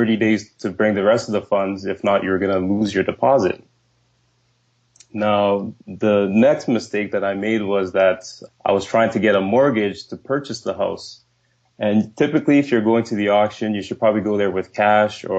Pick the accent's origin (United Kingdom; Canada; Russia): Canada; Winnipeg, Manitoba; also born or lived in Nigeria; I was born in Nigeria, and my family moved to Winnipeg when I was 8 years old. And the way we grew up, like, we weren't a rich family. We grew up in housing.